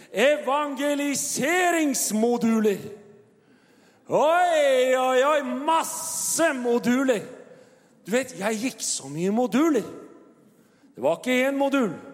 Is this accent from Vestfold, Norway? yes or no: yes; Tønsberg, Vestfold, Norway; Og min kone og jeg, vi kommer jo fra Tønsberg og har jo vår bakgrunn